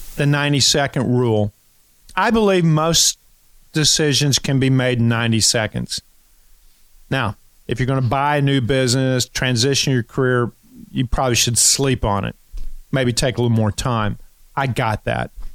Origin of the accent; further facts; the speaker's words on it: Kentucky, United States; I'm from Kentucky